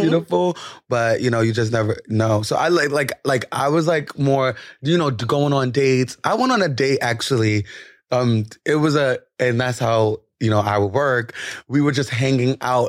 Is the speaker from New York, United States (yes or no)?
yes; New York City, New York, United States; I'm from the Bronx